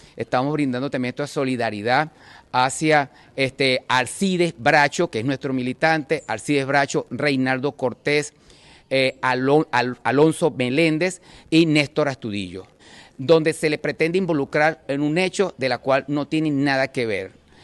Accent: Venezuela; como todos venezolanos que somos

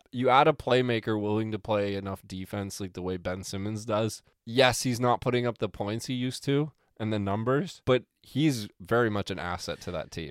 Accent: Canada

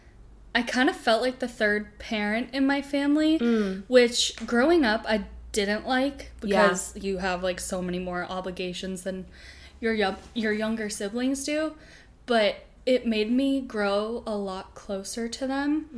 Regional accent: Boston, Massachusetts, United States; moved away as an adult; I was born in Boston, and I lived there up until I graduated high school

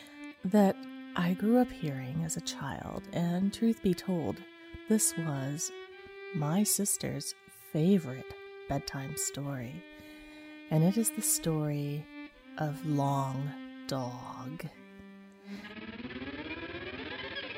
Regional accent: Kingsport, Tennessee, United States; My hometown, as I've mentioned before, is a small city in northeast Tennessee known as Kingsport

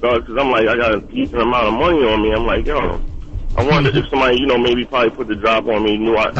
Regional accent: New York City, New York, United States; I'm from East New York, Pink Houses to be exact.

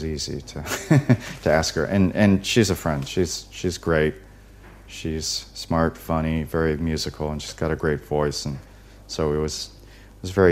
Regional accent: United States; I'm very American

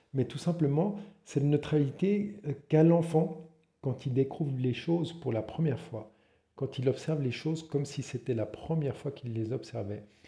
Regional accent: Switzerland; je suis suisse

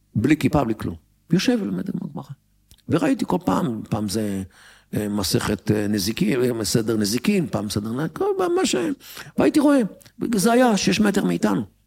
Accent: Tel Aviv, Tel Aviv District, Israel; אני גדלתי בתל אביב.

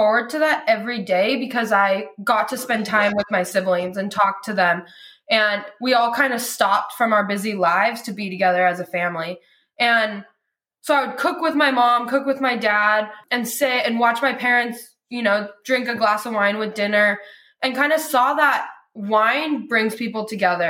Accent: Lodi, California, United States; I was born and raised in Lodi

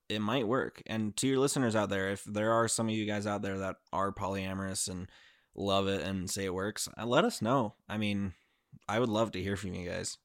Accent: Utah, United States; I grew up in Utah

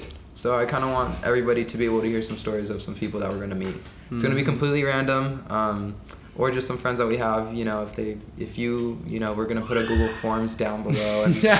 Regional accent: Ventura, California, United States; moved away as an adult; now in San Francisco, United States; I'm from Ventura.

